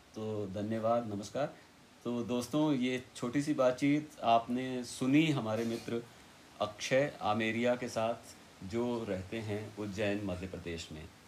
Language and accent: Hindi; Varanasi, Uttar Pradesh, India; मैं वाराणसी में पैदा हुआ था